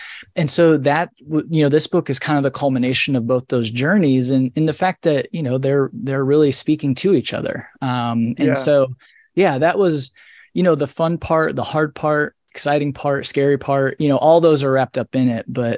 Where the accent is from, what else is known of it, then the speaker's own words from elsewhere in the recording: Indiana, United States; So I grew up in Northern Indiana, a rural town, small town, you know, like 1500 people, a couple stoplights, cornfields, you know, manufacturing is the backbone of the community, all those things.